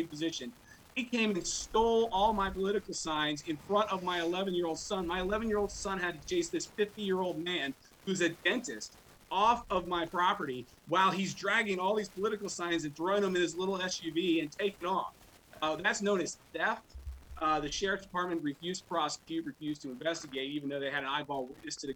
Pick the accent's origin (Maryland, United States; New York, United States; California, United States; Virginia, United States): Maryland, United States; Montgomery County; now in Frederick County, Maryland, United States; I'm from Montgomery County